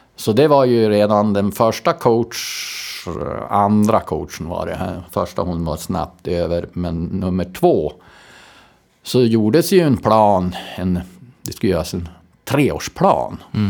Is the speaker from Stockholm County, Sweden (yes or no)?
no; Robertsfors, Västerbotten County, Sweden; also born or lived in Storröningsberg; now in Skellefteå, Sweden; jag är från Robertsfors